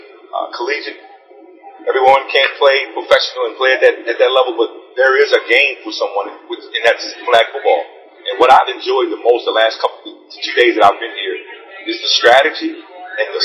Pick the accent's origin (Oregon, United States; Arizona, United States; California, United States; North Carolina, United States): North Carolina, United States; Gibsonville; growing up in Gibsonville, North Carolina, running around in the backyard